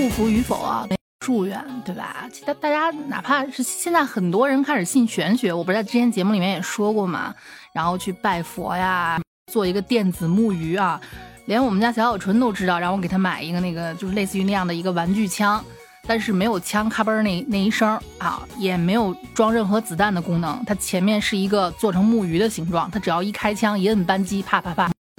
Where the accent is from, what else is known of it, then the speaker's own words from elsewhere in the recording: Xi'an, Shaanxi, China; 我经常去烧香的那个，我们西安这边的大兴善寺